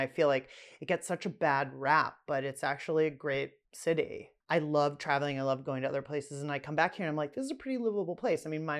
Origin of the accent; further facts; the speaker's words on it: Pittsburgh, Pennsylvania, United States; now in Washington, D.C., United States; I'm from Pittsburgh.